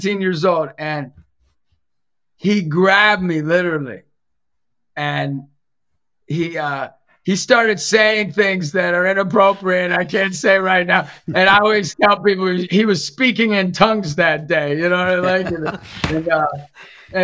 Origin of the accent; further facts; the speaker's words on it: Erie, Pennsylvania, United States; growing up in Erie, my family, Italian